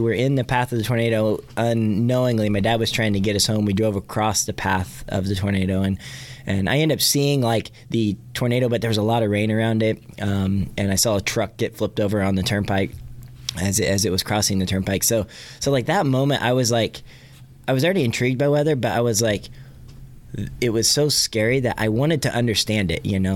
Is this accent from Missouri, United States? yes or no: no; Catoosa, Oklahoma, United States; also born or lived in Tulsa; my hometown of Catoosa, where I grew up